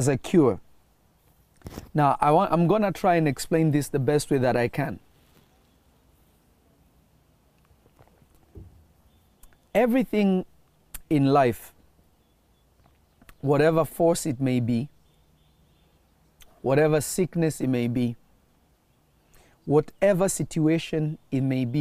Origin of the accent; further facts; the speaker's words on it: Kenya; also born or lived in Tanzania; I grew up in Africa, in a place called Kenya, and I also spent time in Tanzania